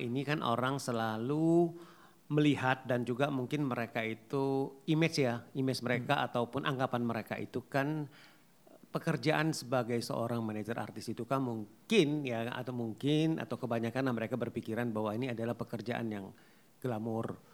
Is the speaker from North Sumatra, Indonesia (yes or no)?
yes; Pematangsiantar, North Sumatra, Indonesia; asal gua itu kan dari Pembataang Siantar